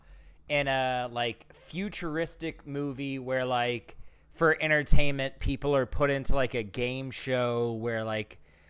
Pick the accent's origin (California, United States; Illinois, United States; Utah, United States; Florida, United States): Florida, United States; Pensacola; we're from Florida, Pensacola.